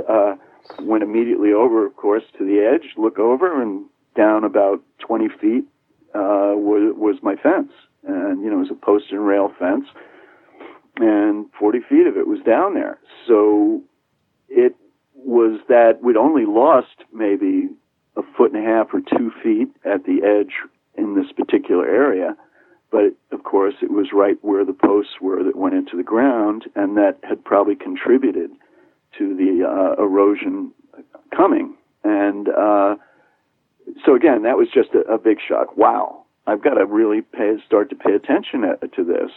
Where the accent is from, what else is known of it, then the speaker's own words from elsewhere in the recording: New York, United States; moved away as an adult; now in Martha's Vineyard, United States; I'm a New Yorker